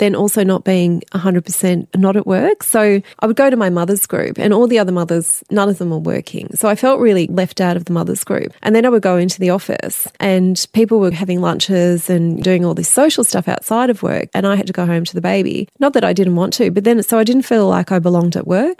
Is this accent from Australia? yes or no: yes; Melbourne, Victoria, Australia; now in Sydney, Australia; I'm from Melbourne originally too.